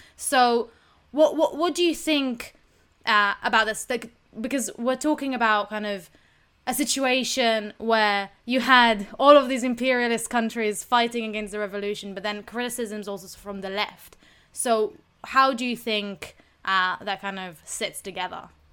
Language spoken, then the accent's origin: English; Israel; I'm from Israel